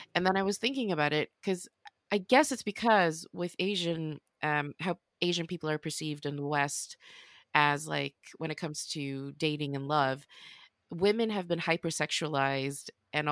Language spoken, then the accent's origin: English; Sweden; moved away as an adult; now in London, United Kingdom; I have Swedish because I'm born and raised in Sweden